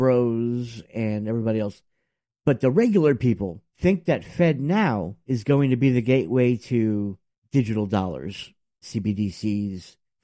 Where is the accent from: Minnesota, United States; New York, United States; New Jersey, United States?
New York, United States; And as a New Yorker